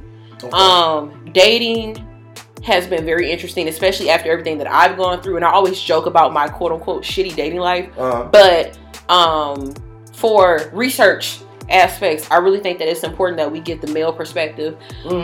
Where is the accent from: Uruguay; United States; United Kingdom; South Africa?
United States; Detroit, Michigan; we're from Detroit, Michigan